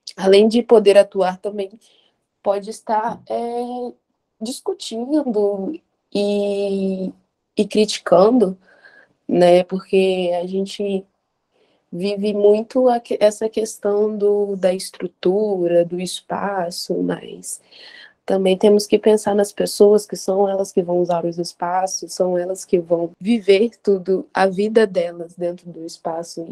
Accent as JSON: {"language": "Portuguese", "town": "Vitória", "region": "Espírito Santo", "country": "Brazil", "said": "sou daqui do Espírito Santo, de Vitória"}